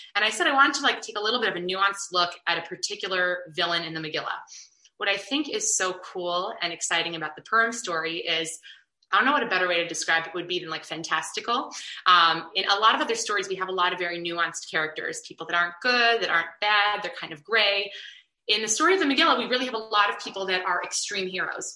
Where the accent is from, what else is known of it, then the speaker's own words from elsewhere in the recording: Chicago, Illinois, United States; I have a lot of really positive, wonderful memories from growing up in Chicago